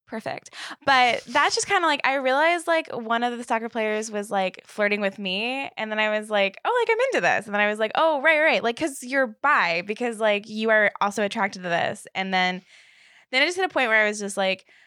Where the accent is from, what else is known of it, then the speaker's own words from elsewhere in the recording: Northern Virginia, United States; I'm from Northern Virginia.